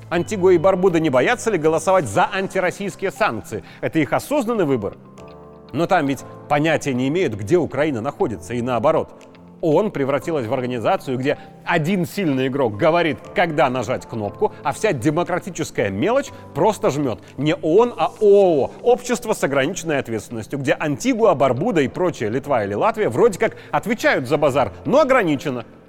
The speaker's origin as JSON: {"language": "Russian", "country": "Belarus"}